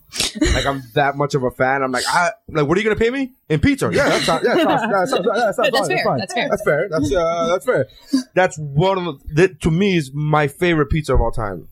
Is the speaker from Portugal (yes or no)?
no; Canada; Canada CN? I'm Canadian.